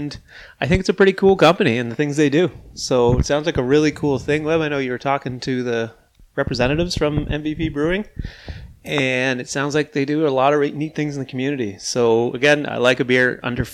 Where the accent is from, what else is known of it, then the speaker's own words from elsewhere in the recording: Charlottetown, Prince Edward Island, Canada; I remember growing up in Charlottetown.